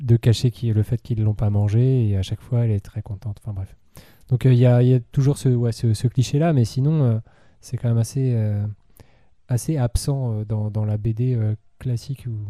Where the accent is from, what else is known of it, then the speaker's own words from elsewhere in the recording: France; en tant que Français